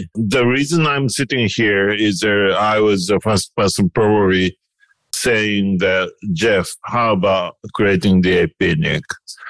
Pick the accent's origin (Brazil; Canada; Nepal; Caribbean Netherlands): Nepal; now in United States; I'm from Nepal, but now I live in the United States.